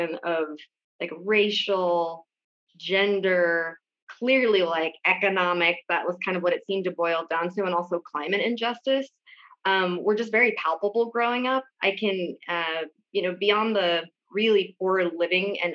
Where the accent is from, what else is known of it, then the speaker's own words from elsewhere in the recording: Oroville, California, United States; I grew up in Oroville, California, which is on the south side